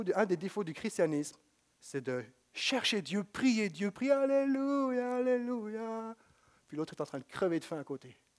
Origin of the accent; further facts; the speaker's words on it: Quebec, Canada